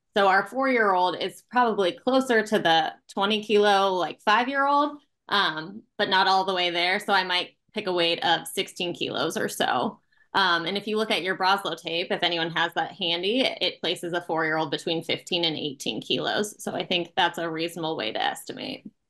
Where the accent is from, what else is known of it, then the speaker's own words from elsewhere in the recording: Nebraska, United States; moved away as an adult; now in Milwaukee, United States; I'm from Nebraska originally